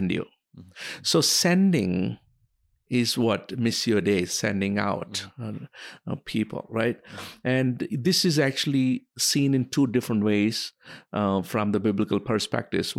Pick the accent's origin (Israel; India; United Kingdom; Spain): India; moved away as an adult; also born or lived in United States; I was born and raised in India